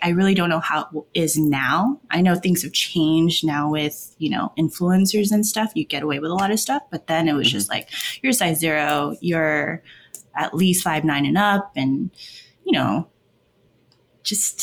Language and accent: English; West Covina, California, United States; I'm from West Covina in California.